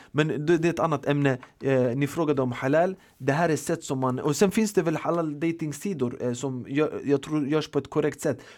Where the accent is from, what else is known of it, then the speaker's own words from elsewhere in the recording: Sweden; Vi är uppvuxna i Sverige, vi har en annan kultur och mentalitet